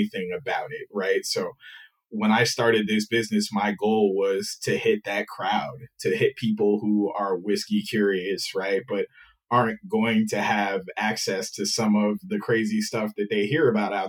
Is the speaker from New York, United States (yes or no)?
yes; New York City, New York, United States; I was born and raised in New York